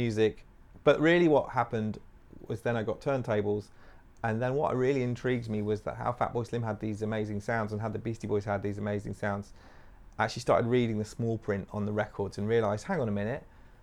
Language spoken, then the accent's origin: English; Nottingham, East Midlands, United Kingdom; moved away as an adult; also born or lived in Swansea; now in London, United Kingdom; I was a kid growing up in Nottingham